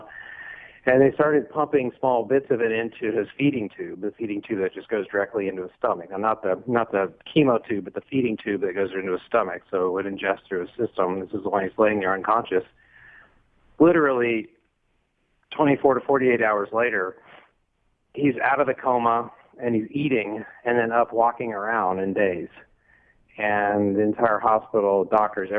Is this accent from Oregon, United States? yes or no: no; Texas, United States; now in Los Angeles, United States; I'm from Texas